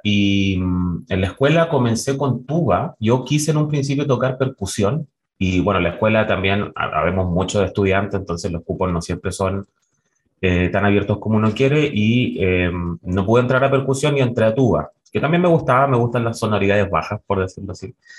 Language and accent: Spanish; La Serena, Coquimbo, Chile; nací en La Serena, me crié en La Serena